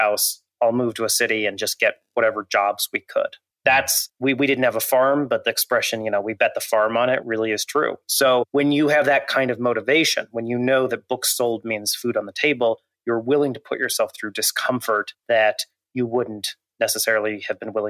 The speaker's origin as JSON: {"language": "English", "region": "Montana", "country": "United States", "tie": "born or raised there", "said": "I grew up in Montana, still live there, in fact, not too far from my childhood home."}